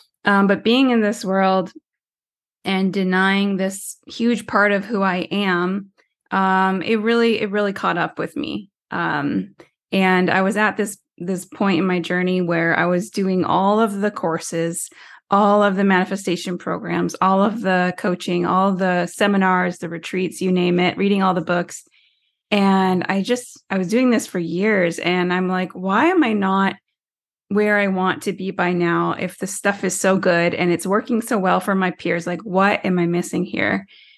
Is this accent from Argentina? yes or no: no; Tyendinaga Mohawk Territory, Ontario, Canada; I'm First Nations from Tyendinega Mohawk Territory, which is a small reservation in southern Ontario, Canada, or Turtle Island, as we like to call it.